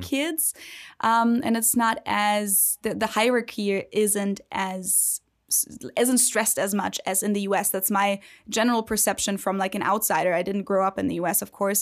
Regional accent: Germany; also born or lived in Ohio; now in United States; from the standpoint of a German

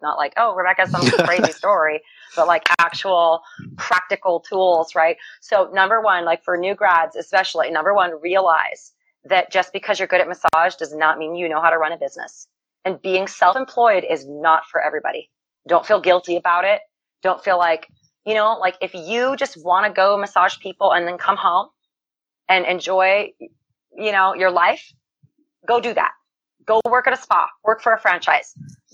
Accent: United States; I'm an American

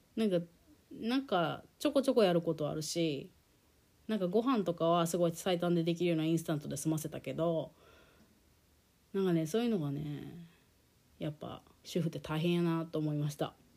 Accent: Japan; also born or lived in United States; 日本で生まれ育って日本語で快適に暮らしてきた

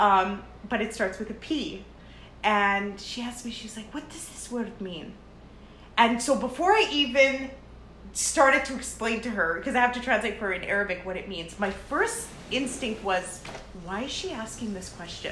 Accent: Canada; also born or lived in Lebanon; I am 100% Canadian

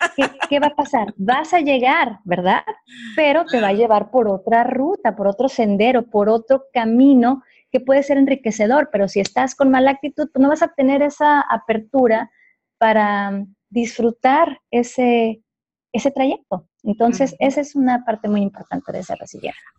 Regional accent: Ciudad Juárez, Chihuahua, Mexico; yo soy orgullosamente de Ciudad Juárez, Chihuahua

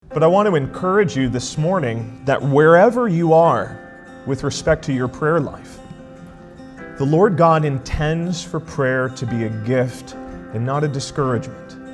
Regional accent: outside Charlotte, South Carolina, United States; now in Elkhart, United States; I grew up just outside of the Charlotte area of North Carolina, and we just lived just across the border in South Carolina

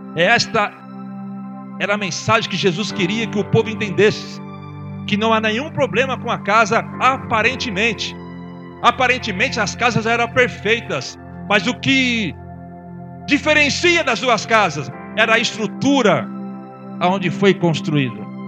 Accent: São Paulo, Brazil; moved away; na minha terra

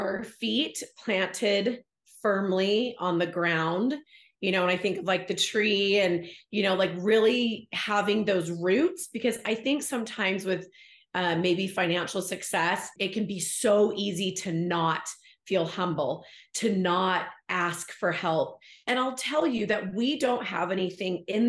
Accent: Bay Area, California, United States; moved away; I'm from the Bay Area, so I didn't grow up in Utah, but California had its own things growing up as a young woman there

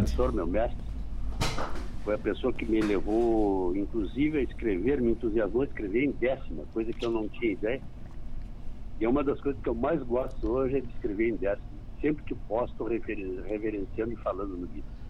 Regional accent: Bagé, Rio Grande do Sul, Brazil; now in Rosário do Sul, Brazil; eu sou natural de Bagé e nascido da cidade, mas criava campo.

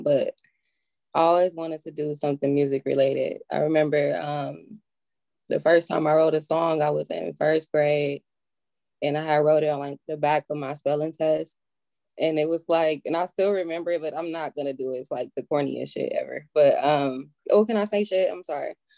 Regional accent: Milwaukee, Wisconsin, United States; Northside, baby, Milwaukee.

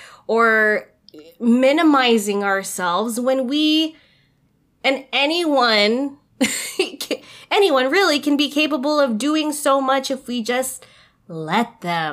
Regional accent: Philippines; it feels so unheard of that I'm doing it as a Filipino in my family.

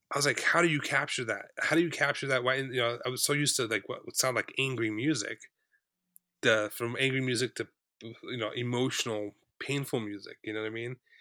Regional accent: South Orange County, California, United States; I grew up in South Orange County

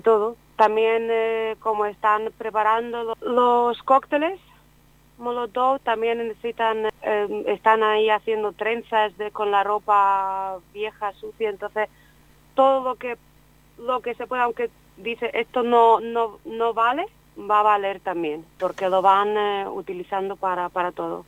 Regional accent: Ukraine; now in Spain; yo soy ucraniana

